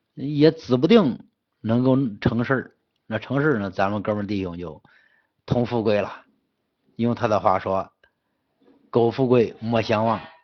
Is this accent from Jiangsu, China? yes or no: no; Henan, China; 我们河南人